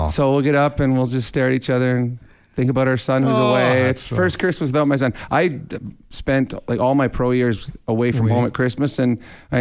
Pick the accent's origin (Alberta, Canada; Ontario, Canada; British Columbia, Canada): Alberta, Canada; St. Albert; St. Albert, my hometown